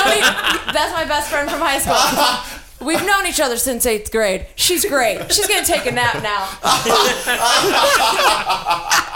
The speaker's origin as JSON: {"language": "English", "region": "Texas", "country": "United States", "said": "I'm from Texas."}